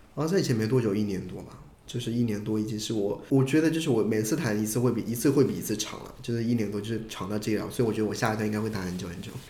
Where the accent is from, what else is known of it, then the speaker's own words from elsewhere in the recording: Hunan, China; 我不是山东人，我是湖南人